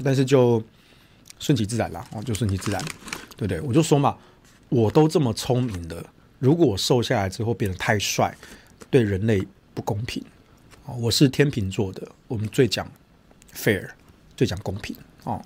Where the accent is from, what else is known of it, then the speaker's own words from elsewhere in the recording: Taichung, Taiwan; 你干嘛离我们台中人死活啊